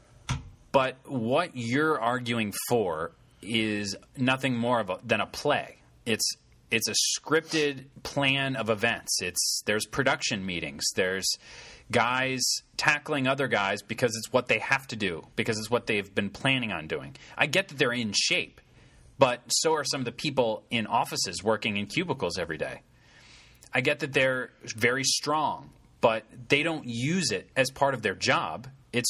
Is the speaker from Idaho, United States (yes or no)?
no; Connecticut, United States; I'm from Connecticut, from the New York area